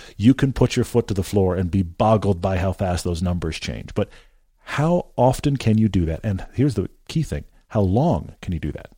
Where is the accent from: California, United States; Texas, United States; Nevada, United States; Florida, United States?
Texas, United States; Houston; moved away; I grew up in Houston